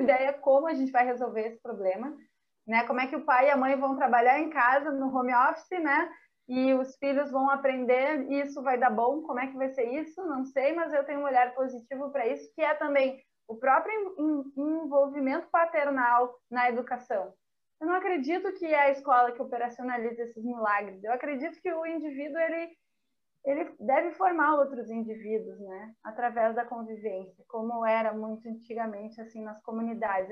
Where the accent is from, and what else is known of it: Brazil